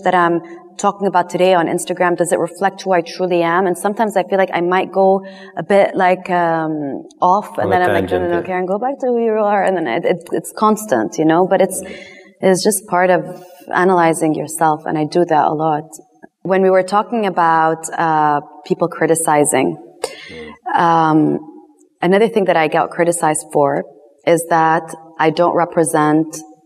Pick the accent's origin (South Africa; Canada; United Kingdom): United Kingdom; London; first language English; moved away; English is my first language. I was born in London. I lived in London and I went to an American school